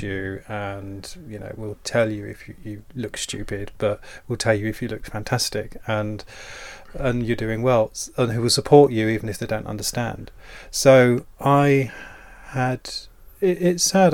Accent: Dover, South East England, United Kingdom; I'm from Dover in Kent

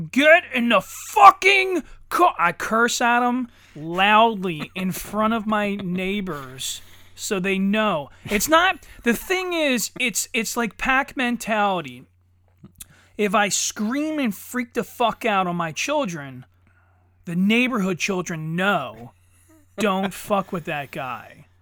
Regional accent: Pennsylvania, United States; I'm a dipshit from Pennsylvania

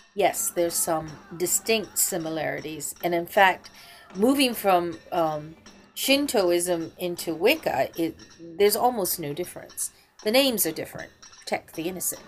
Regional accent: Wales, United Kingdom; I'm, I'm Welsh, but I, it's difficult to pronounce. all right. No, I don't speak it.

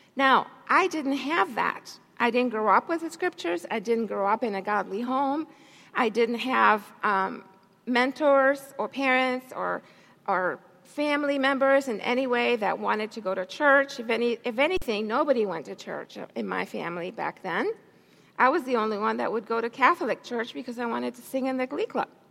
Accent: Santiago, Santiago Metropolitan Region, Chile; moved away; I was raised in a different country. I was born in Chile, South America, Santiago, Chile.

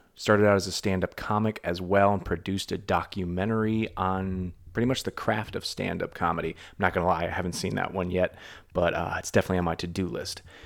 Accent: Massachusetts, United States; I'm from Massachusetts

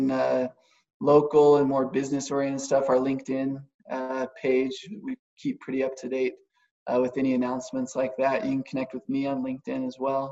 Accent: Idaho, United States; now in Cache Valley, United States; I'm an implant. I'm not originally from here, but I'm from Idaho

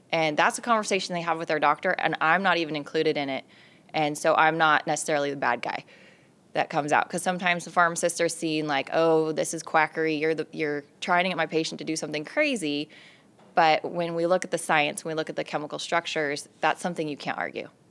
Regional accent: California, United States; also born or lived in Las Vegas, Nevada; I was born and raised in California

